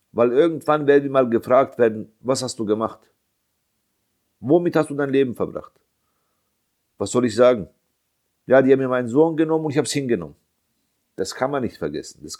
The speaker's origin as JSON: {"language": "German", "country": "Bosnia & Herzegovina", "said": "Ich bin Bosnier. Ich habe Unterstützung von meiner Community, aber wir sind sehr wenige."}